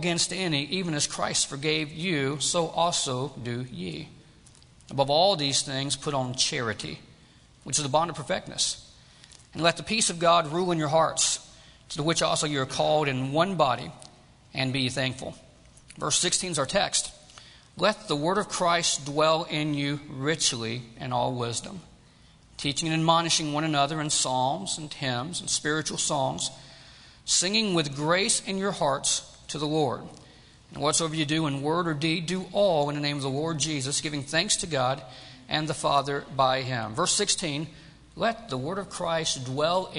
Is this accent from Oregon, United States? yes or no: no; Georgia, United States; moved away as an adult; also born or lived in Tennessee; now in California, United States; I grew up in Georgia.